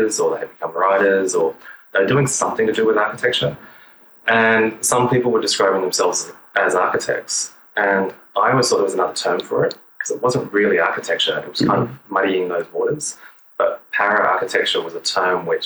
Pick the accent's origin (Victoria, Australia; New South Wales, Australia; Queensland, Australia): Queensland, Australia; Kuranda; I grew up in a little town called Kuranda, which is in the north of Australia, so hot and tropical.